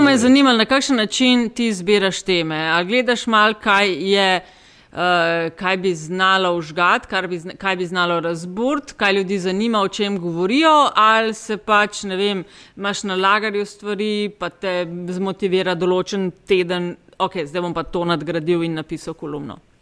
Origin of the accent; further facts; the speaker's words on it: Slovenia; Smo Slovenci